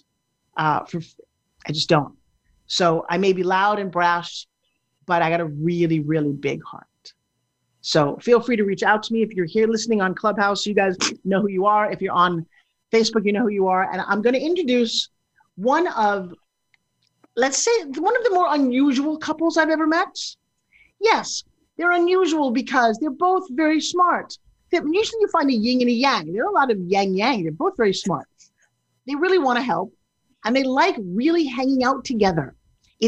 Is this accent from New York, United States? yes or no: yes; New York, United States; I'm from New York